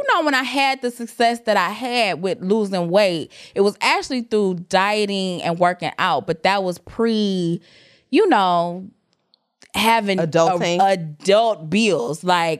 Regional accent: Jamaica; you know, I'm Jamaican. I got 2-3 jobs.

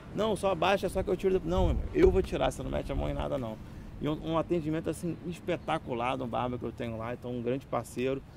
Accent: Macaé, Rio de Janeiro, Brazil; Eu sou muito macaense

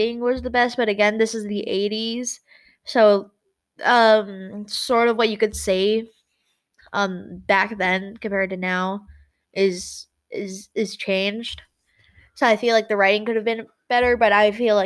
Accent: United States; I'm white. I'm an American.

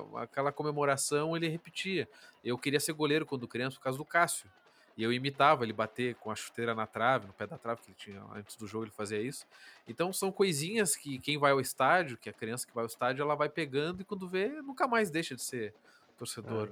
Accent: Pelotas, Rio Grande do Sul, Brazil; now in Curitiba, Brazil

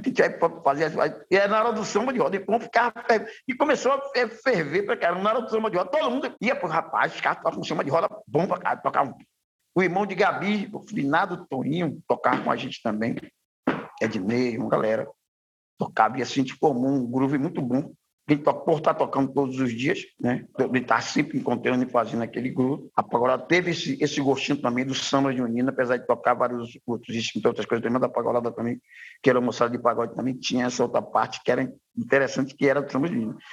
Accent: Salvador, Bahia, Brazil; Eu venho da comunidade de Ribeiro de Brotas

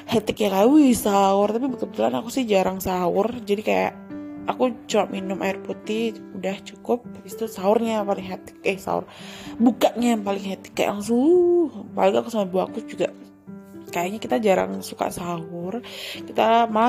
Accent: Java, Indonesia; ini kita saya orang Jawa ya teman-teman jadi kalau di Jawa ya mau menyambut Ramadan tuh biasanya megengan

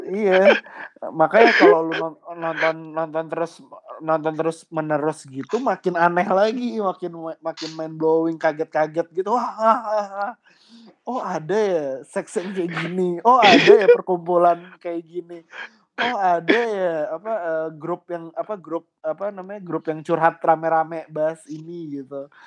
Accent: Jakarta, Indonesia; Ya kalau gue tuh suka itu pertama ya karena kita kan sebagai orang Jakarta

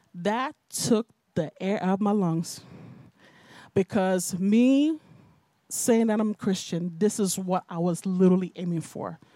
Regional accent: Nigeria; also born or lived in Bronx, New York, United States; now in United States; I was raised in Nigeria

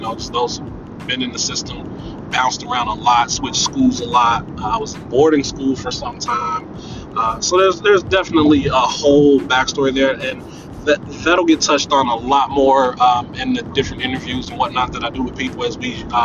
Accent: Cincinnati, Ohio, United States; I was born and raised here in Cincinnati, Ohio

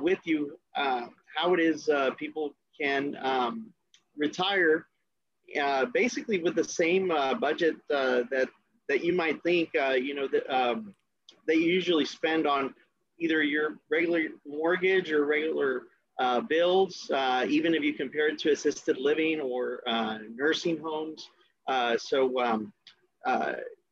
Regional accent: Brownsville, Texas, United States; also born or lived in Dallas-Fort Worth, Texas; I was born and raised in Brownsville, Texas

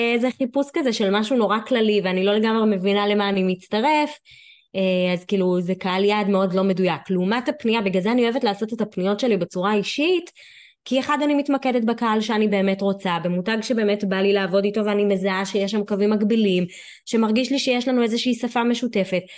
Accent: Ashdod, Southern District, Israel; אני מאשדוד

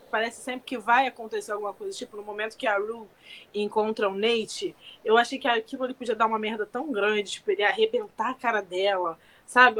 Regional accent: Rio de Janeiro, Brazil; a gente é carioca

